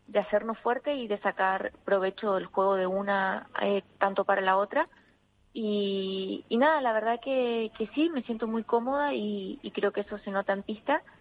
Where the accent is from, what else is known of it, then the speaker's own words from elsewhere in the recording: Argentina; now in Madrid, Spain; poder ser un referente en mi país